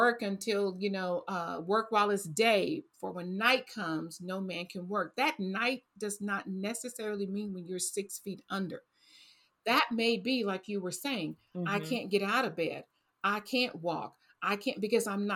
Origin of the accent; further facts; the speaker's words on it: Texas, United States; I grew up on fried, I'm from Texas